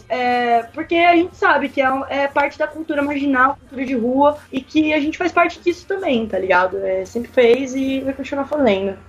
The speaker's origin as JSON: {"language": "Portuguese", "region": "São Paulo", "country": "Brazil", "said": "Sou de São Paulo mesmo"}